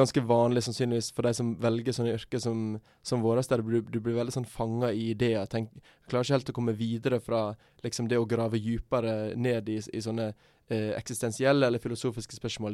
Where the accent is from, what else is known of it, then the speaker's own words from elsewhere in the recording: Sogn og Fjordane, Vestland, Norway; moved away; i Sogn og Fjordane, f.eks., der jeg er fra